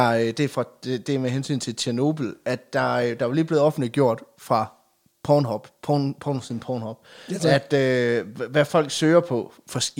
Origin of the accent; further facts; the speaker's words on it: Sønderborg, Southern Denmark, Denmark; jeg er fra Sønderborg.